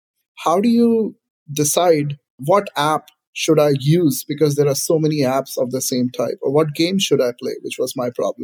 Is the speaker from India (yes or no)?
yes; India; now in Silicon Valley, United States; For my generation, growing up in India